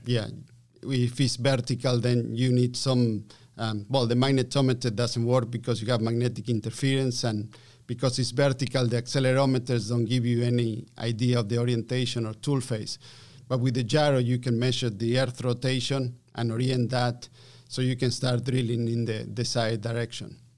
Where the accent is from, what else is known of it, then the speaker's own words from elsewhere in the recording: Argentina; English is a second language; moved away as an adult; also born or lived in Calgary, Canada; I'm from Argentina, yes. Um, so I learned my English, uh, via Calgary